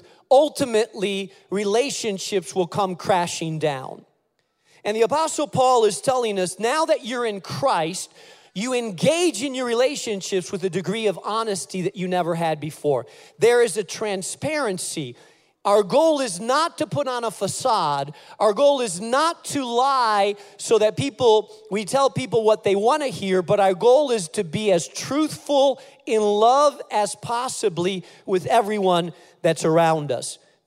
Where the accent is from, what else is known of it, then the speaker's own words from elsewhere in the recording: Spain; now in United States; And so I grew up in Spain. Everywhere outside of my house, I spoke Spanish, Castilian Spanish. In my house, I spoke English because my house, my parents were Americans, and so I spoke English in my house